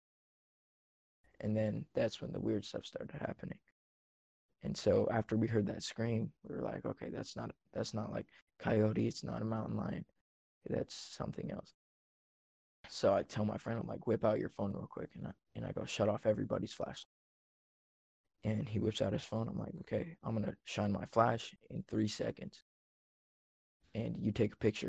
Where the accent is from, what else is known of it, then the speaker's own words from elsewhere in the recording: Central Oregon, United States; I'm from Central Oregon.